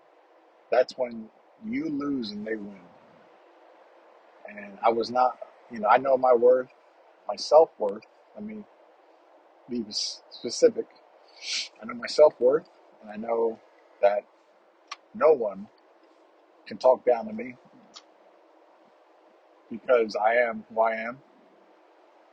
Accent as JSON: {"language": "English", "region": "New York", "country": "United States", "tie": "born or raised there", "moved": "as an adult", "said": "I grew up in Harlem"}